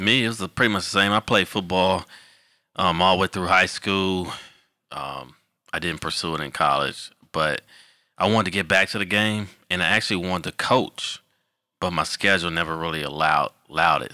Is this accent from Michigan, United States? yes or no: yes; Detroit, Michigan, United States; moved away as an adult; also born or lived in Illinois; now in Charlotte, United States; I'm originally from Detroit, Michigan.